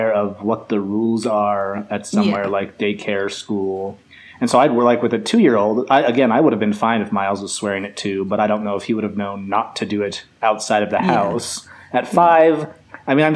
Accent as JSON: {"language": "English", "region": "Utah", "country": "United States", "also_born_or_lived": "Colombia", "said": "we're from Utah"}